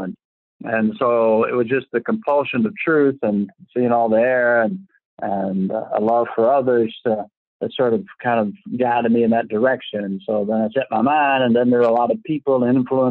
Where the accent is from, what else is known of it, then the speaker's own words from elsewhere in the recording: Louisville, Kentucky, United States; now in Somerset, United States; I was born in Louisville, Kentucky